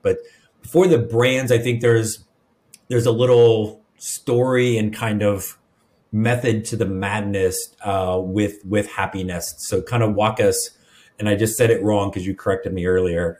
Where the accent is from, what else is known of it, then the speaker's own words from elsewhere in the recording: Midwest, United States; now in the South, United States; I grew up in the Midwest